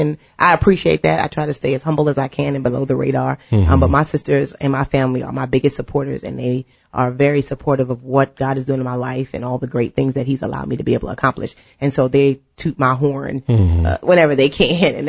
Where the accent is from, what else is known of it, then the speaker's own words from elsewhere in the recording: New York City, New York, United States; so we're from New York, right? So of course we have this stigma when you're from New York